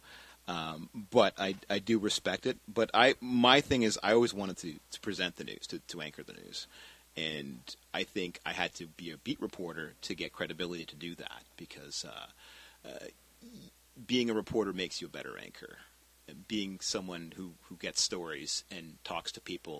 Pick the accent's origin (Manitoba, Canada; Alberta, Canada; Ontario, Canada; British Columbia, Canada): British Columbia, Canada; Richmond; I'm from Richmond